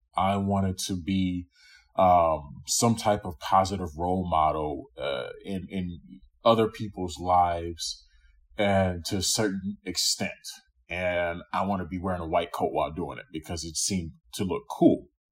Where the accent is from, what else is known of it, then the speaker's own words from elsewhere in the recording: Louisiana, United States; also born or lived in New York; now in Chicago, United States; I was born in New York, but I grew up in Louisiana.